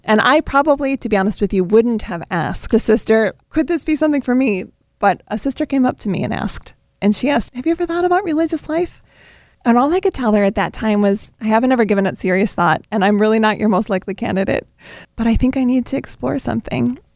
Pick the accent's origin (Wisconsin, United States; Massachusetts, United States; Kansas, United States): Wisconsin, United States; Wauwatosa; moved away; I come back to my hometown in Wauwatosa, Wisconsin